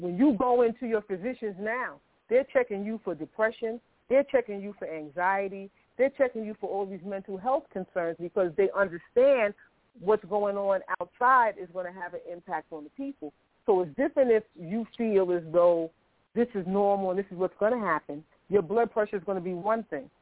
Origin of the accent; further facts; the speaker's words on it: New York City, New York, United States; I grew up, I was born in Harlem Hospital in New York City. I grew up in public housing. I grew up in Queensbridge.